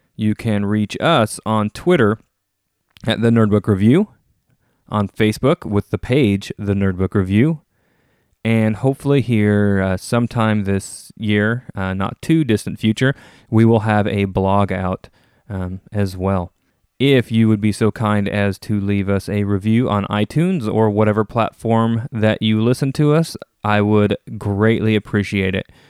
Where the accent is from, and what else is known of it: Idaho, United States